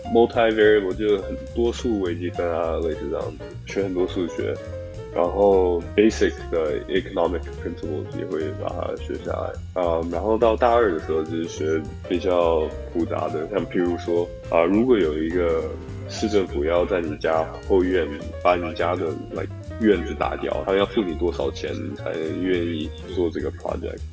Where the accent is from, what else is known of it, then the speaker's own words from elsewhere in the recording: Shanghai, China; moved away as an adult; now in United States; 我从小在上海长大，给我我去上国际学校